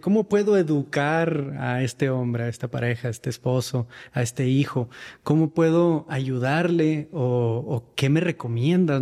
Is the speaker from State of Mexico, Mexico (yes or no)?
no; Mexicali, Baja California, Mexico; moved away as an adult; now in Mexico City, Mexico; Yo me encontraba en Mexicali en aquel entonces, en mi ciudad natal